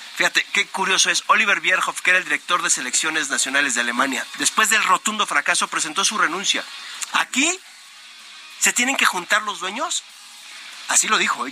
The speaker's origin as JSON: {"language": "Spanish", "country": "Mexico", "said": "los mexicanos pensamos que con el fútbol vamos a hacer algo"}